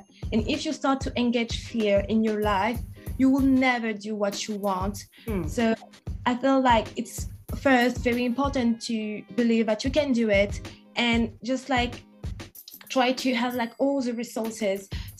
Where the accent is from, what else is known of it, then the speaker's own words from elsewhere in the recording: England, United Kingdom; She's from Canada. I'm from England.